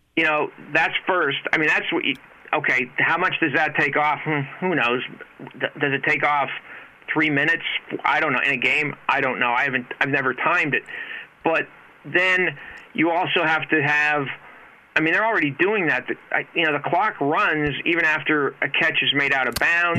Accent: Hazleton, Pennsylvania, United States; now in Reading, United States; Hazleton, my hometown

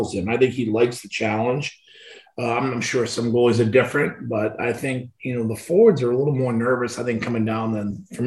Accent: Boston, Massachusetts, United States; also born or lived in Medford, Massachusetts; we moved from East Boston out to Medford

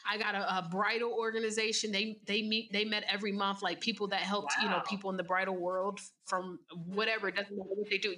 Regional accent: Virginia, United States; moved away as an adult; now in Atlanta, United States; I'm originally from Virginia and I moved to the A so that I could start my journey of entrepreneurship

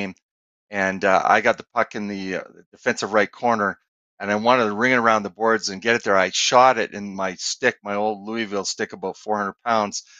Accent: Edmonton, Alberta, Canada; the people I grew up with in Edmonton my whole life

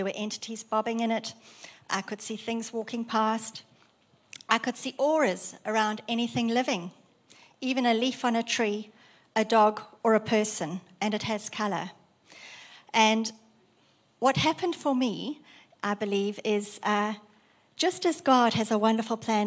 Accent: South Africa; moved away as an adult; now in Australia; I was raised in South Africa, grown up in South Africa, and immigrated in 1999 to Australia.

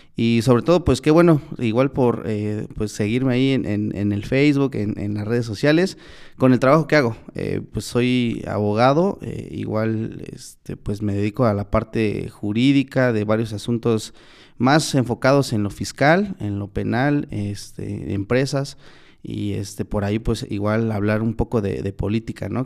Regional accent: Tlaxiaco, Oaxaca, Mexico; moved away as an adult; also born or lived in Zacualpan, Tlaxcala / San Miguel el Grande, Oaxaca; yo vine de Tlajiaco

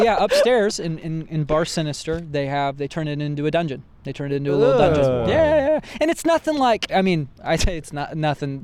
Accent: central Indiana, United States; now in Los Angeles, United States; I was raised in central Indiana.

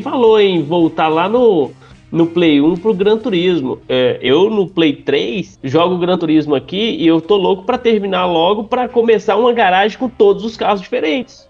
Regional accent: interior of Minas Gerais, Brazil; now in São Paulo, Brazil; eu sou do interior de Minas

